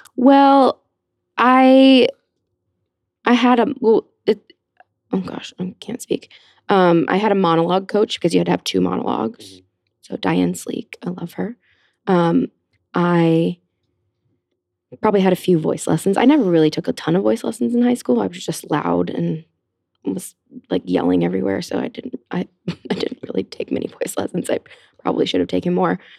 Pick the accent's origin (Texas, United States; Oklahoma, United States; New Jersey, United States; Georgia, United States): Georgia, United States; Cumming; also born or lived in Atlanta, Georgia; now in New York, United States; I grew up in Atlanta, Georgia